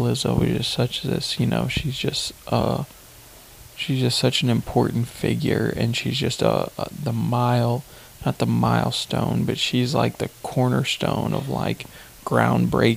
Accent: Hillsboro, United States; where I'm from Hillsboro

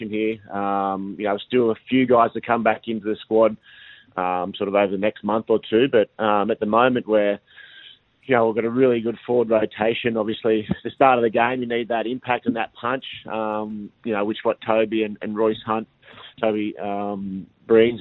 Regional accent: near Coffs Harbour, New South Wales, Australia; I grew up in Hadheb, which is about an hour south of Coffs Harbour

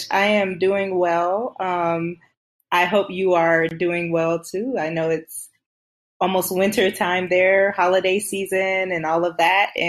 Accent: South Carolina, United States; also born or lived in Germany / Netherlands; So um, I am from South Carolina. I'm a military brat, so I did have some time growing up a bit in um, Germany and the Netherlands as a child.

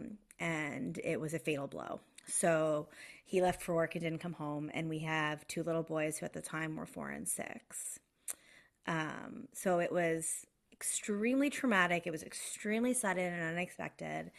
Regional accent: outside of Boston, Massachusetts, United States; moved away as an adult; also born or lived in Los Angeles; now in Toronto, Canada; I grew up outside of Boston, but I was living in Los Angeles at the time

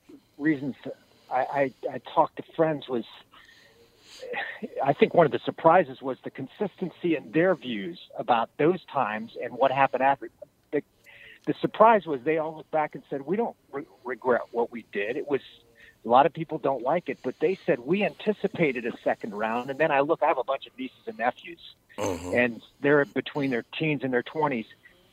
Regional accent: United States; I'm an American. I grew up playing Little League. I think America's exceptional.

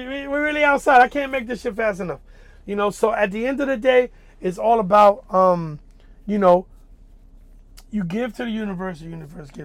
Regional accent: New York City, New York, United States; Dominican, you know, both parents, like, growing up in Wagner Projects

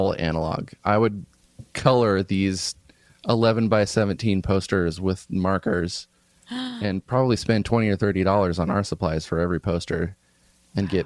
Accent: Midwest, United States; now in Oakland, United States; I grew up around farms in the Midwest

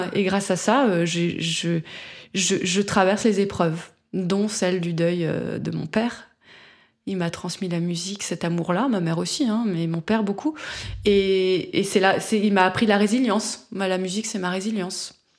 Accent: France; moi je suis française.

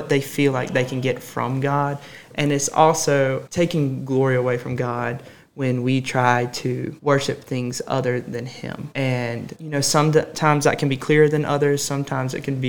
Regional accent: Summerton, South Carolina, United States; moved away as an adult; now in Anderson, United States; I'm originally from Somerton, South Carolina, which is about 3 hours away from Anderson

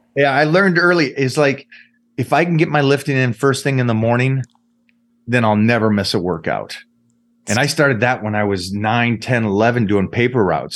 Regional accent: Seattle, Washington, United States; I grew up in Washington

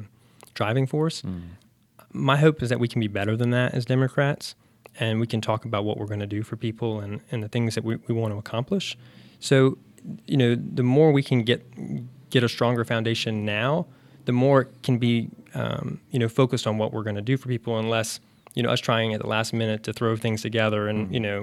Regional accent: Charlotte, North Carolina, United States; Yeah. So I grew up in South Charlotte.

